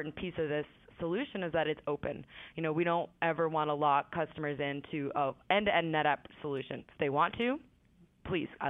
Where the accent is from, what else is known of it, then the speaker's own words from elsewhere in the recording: Boston, Massachusetts, United States; I'm from Boston